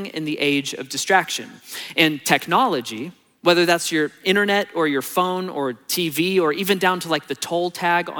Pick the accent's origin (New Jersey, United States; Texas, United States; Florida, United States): Texas, United States; moved away; on my last day in Texas, before my flight, I spent a few hours driving around my hometown and like going to see the old houses that I grew up